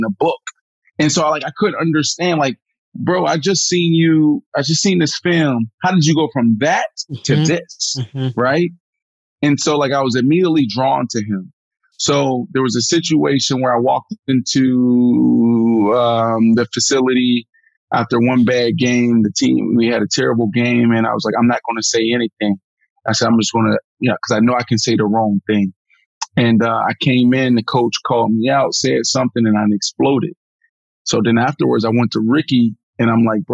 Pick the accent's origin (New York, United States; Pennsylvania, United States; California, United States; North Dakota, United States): Pennsylvania, United States; Pittsburgh; moved away; growing up in Pittsburgh and, we're talking about the poorest county in all of Pennsylvania